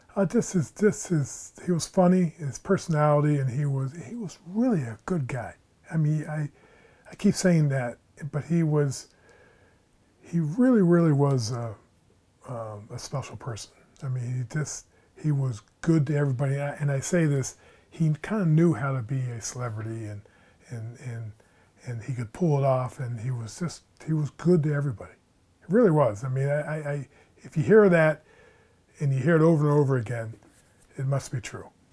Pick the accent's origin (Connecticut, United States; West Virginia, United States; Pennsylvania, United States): Pennsylvania, United States; State College; born and raised in State College, Pennsylvania